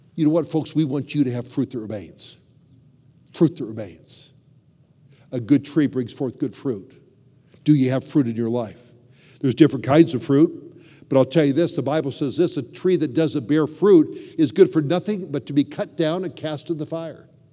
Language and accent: English; Southern California, United States; also born or lived in Chicago; I grew up in Southern California